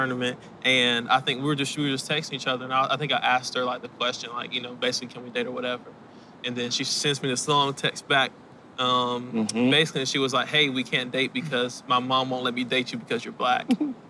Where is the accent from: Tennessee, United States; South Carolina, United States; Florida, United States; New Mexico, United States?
South Carolina, United States; Anderson; So I'm from Anderson.